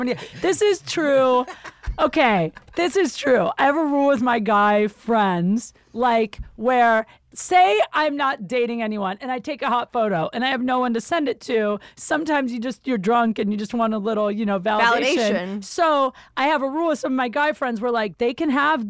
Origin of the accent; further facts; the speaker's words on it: Canton, Ohio, United States; I'm from Canton